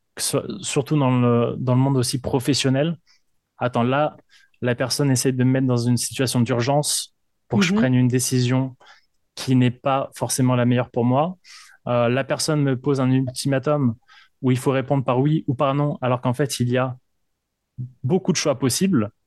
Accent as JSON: {"language": "French", "town": "Paris", "region": "Île-de-France", "country": "France", "moved": "yes", "lives_now": "Quebec, Canada", "said": "je viens de, de Paris, en France"}